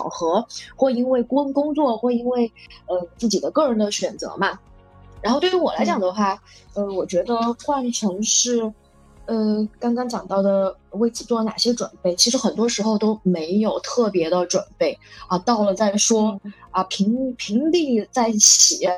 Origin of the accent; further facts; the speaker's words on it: Chengdu, Sichuan, China; moved away as an adult; also born or lived in Shenzhen / Scotland / Thailand; 我是成都人，然后今天是在深圳。其实深圳之前待了七年。然后之后呢，在这个东南亚的穆斯林国家，待会儿会详细展述，啊，然后呃待待了两年，嗯，之后呢去了英国